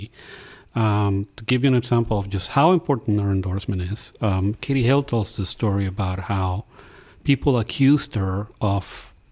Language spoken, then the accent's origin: English; Puerto Rico; moved away; I'm from Puerto Rico, in the times when we all had electricity